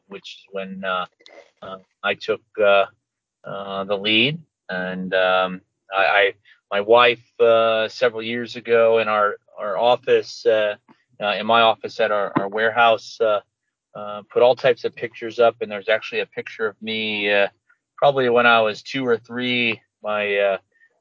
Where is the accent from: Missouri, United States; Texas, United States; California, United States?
Missouri, United States; St. Louis; we're from St. Louis